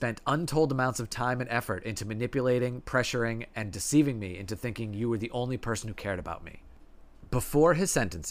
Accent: Tennessee, United States; I'm from Tennessee, so we paid extra attention

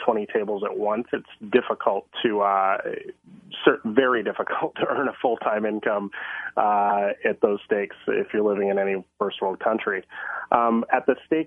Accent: Vancouver, British Columbia, Canada; moved away as an adult; now in Thailand; I am born and raised in the Vancouver area, and I'm in Vancouver right now.

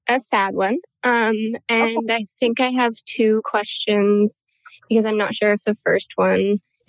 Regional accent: upstate New York, United States; now in Portland, United States; I live in Portland, Oregon. I'm from upstate New York

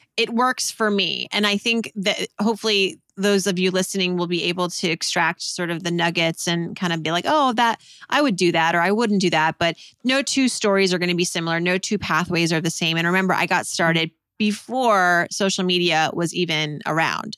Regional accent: Worcester, Massachusetts, United States; moved away; also born or lived in New York; growing up in Worcester, Massachusetts

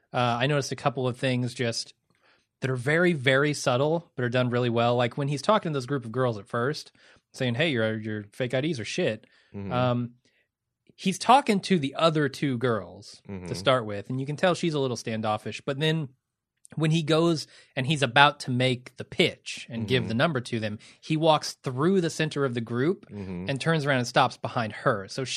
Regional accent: Midwest, United States; I'm from the Midwest.

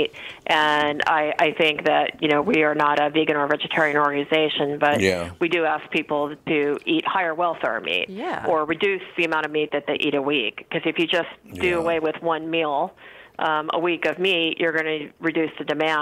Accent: California, United States; I grew up in California

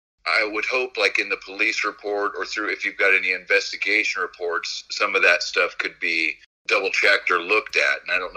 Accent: California, United States; Didn't I grew up in California?

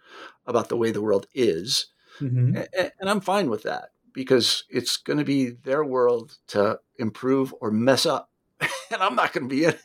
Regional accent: Kansas, United States; I'm from Kansas.

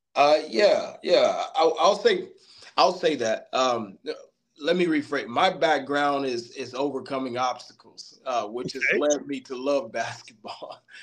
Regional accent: Middletown, Ohio, United States; also born or lived in Hamilton, Ohio; I'm from Middletown, Ohio, uh, by way of Hamilton. Currently been here for approximately 12 years

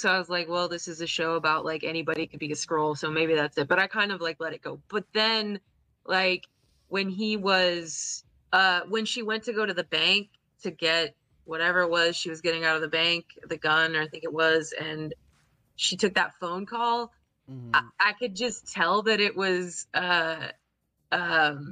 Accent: United States

